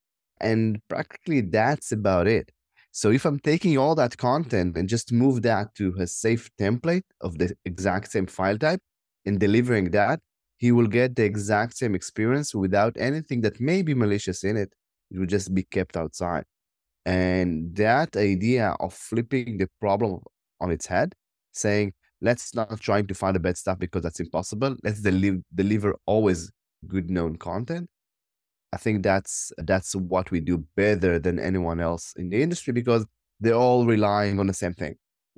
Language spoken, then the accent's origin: English; Tel Aviv District, Israel; English is a second language; Yeah, I born in Israel. I grew up around the Tel Aviv area. I spent most of my life here.